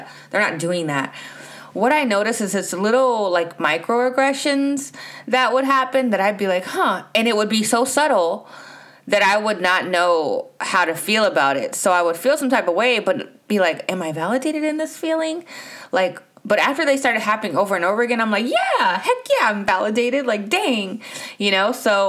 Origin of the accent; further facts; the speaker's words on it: United States; if I get off the plane from America and the only thing people ask me is if I'm from Africa